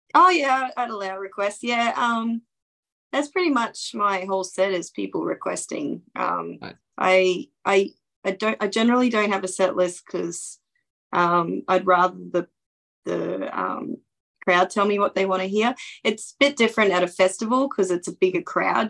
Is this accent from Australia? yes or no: yes; Townsville, Queensland, Australia; my hometown